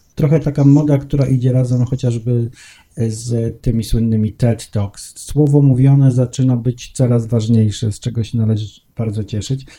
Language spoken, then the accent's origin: Polish; Gdańsk, Pomeranian Voivodeship, Poland; now in Warsaw, Poland; ja też nie jestem z Warszawy, chociaż mówię z Warszawy i mieszkam w Warszawie, jestem z Gdańska i tak się zawsze będę przedstawiał